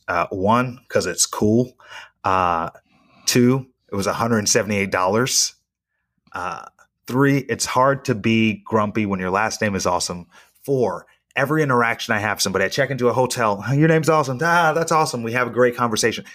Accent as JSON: {"language": "English", "town": "Reno", "region": "Nevada", "country": "United States", "tie": "born or raised there", "said": "my hometown"}